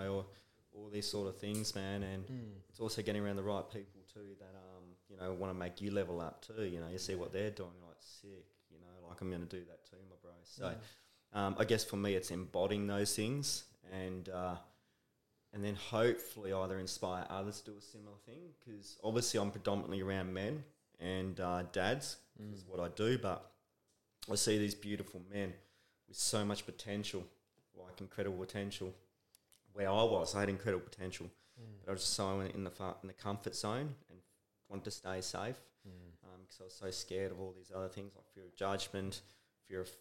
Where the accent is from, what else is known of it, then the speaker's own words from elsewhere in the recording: Brisbane, Queensland, Australia; we're both from Brisbane